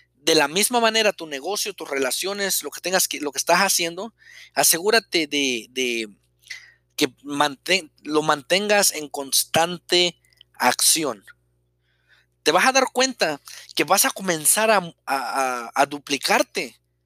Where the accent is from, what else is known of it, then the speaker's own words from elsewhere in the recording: Mexico; soy mexicano, eh, vivía en un pueblo pequeño